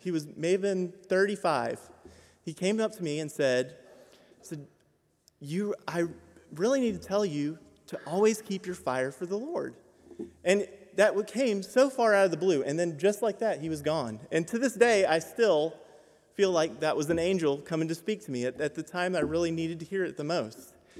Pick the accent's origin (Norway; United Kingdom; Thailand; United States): Thailand; Bangkok; I grew up in Bangkok, Thailand, but my personal faith journey started when I was 7.